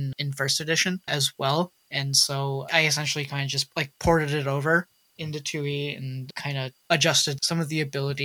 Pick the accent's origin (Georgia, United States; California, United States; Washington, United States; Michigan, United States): Michigan, United States; Dearborn; Dearborn, where I grew up in Michigan